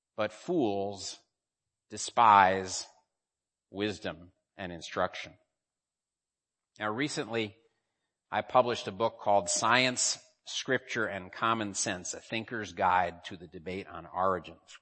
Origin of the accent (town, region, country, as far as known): United States; now in Hong Kong